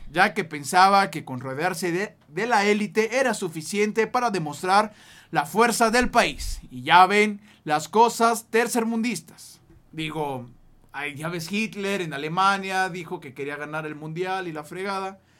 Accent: Chile; ah, cabrón, somos chilenos.

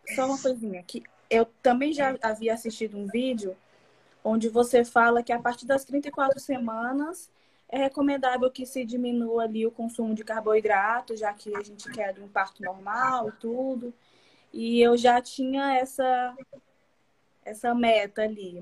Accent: Piauí coast, Brazil; eu sou do Piauí, no litoral do Piauí.

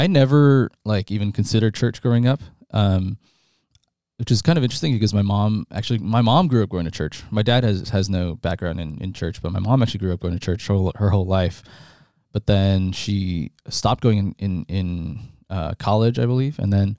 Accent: New York, United States; also born or lived in Toronto, Canada; So I was born in Toronto, and then I moved to New York when I was one.

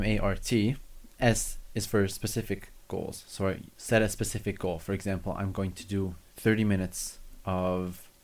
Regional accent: Canada; I'm Canadian

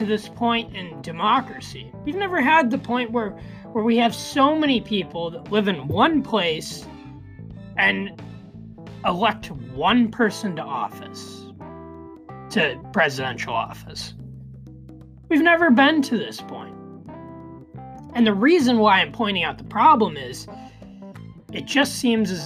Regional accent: United States

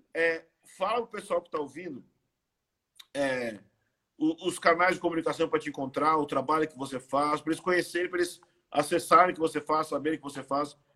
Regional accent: Brazil; eu sou brasileiro

